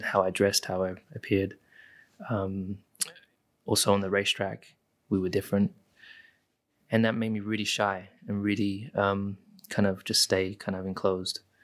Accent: United Kingdom; I am British

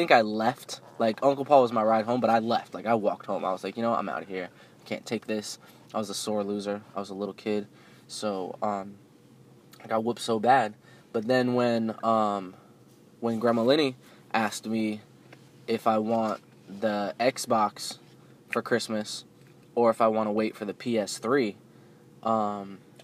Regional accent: New Jersey, United States; kids that I grew up with in New Jersey

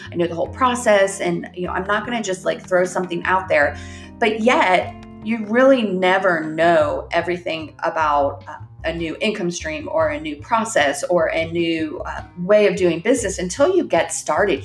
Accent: Ohio, United States; now in Northwest Arkansas, United States; I grew up in Ohio.

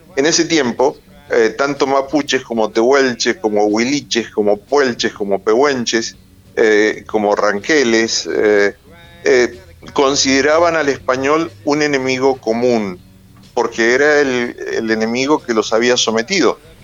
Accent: Argentina; soy argentino de origen huarpe, soy un argentino huarpe

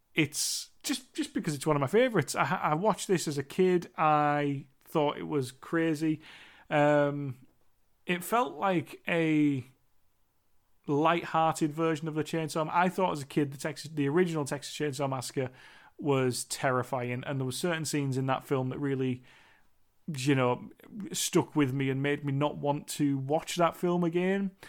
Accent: United Kingdom; I am British

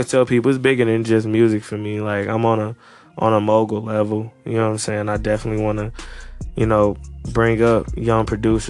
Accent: Maryland, United States; now in St. Louis, United States; You know, I'm originally from Maryland, but of course St. Louis then became my home.

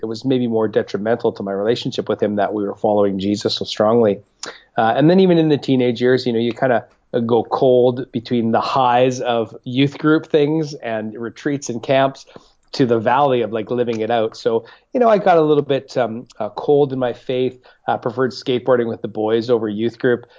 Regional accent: Winnipeg, Manitoba, Canada; also born or lived in Regina, Saskatchewan; now in British Columbia, Canada; I was born in Winnipeg, actually, uh, and then uh, spent a number of years in Regina.

